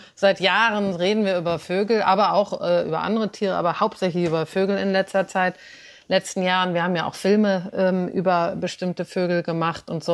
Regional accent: Cologne, North Rhine-Westphalia, Germany; ich bin in Köln aufgewachsen, ein wenig außerhalb der Stadt

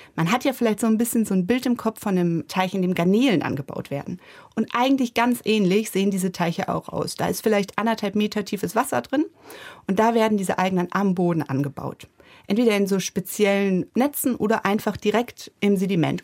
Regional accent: Germany; also born or lived in Bremen; hier bei uns in Deutschland

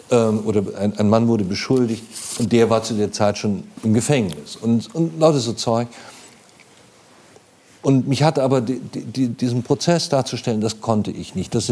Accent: Munich, Bavaria, Germany; als ich klein war, ähm, ich bin in München aufgewachsen, aber in München selbst auf der Leopoldstraße äh, gab es noch Kneipen.

